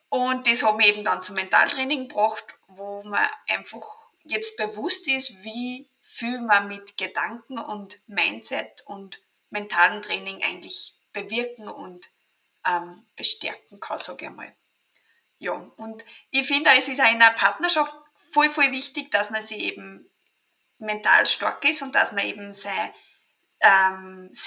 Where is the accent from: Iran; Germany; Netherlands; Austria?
Austria; accent: Austrian; bin aus Österreich, drum auch mein Dialekt.